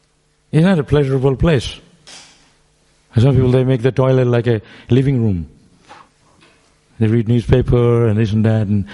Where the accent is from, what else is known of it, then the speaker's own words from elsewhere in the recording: Mayapur, West Bengal, India; now in Melbourne, Australia; we grew up in Mayapur.